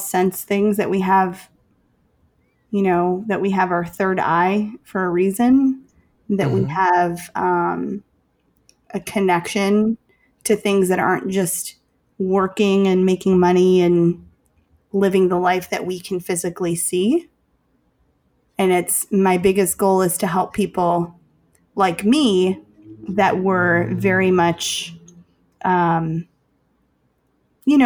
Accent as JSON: {"language": "English", "town": "Chicago", "region": "Illinois", "country": "United States", "said": "I'm from Chicago"}